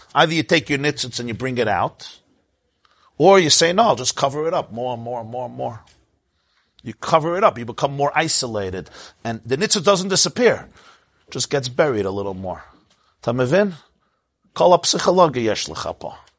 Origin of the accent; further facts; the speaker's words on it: United States; I grew up in the United States of America.